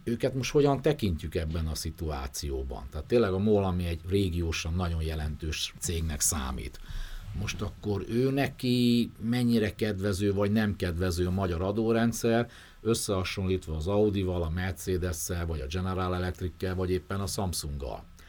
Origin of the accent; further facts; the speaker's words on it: Debrecen, Hajdú-Bihar, Hungary; moved away; én Debrecenbe járok vissza, onnan származom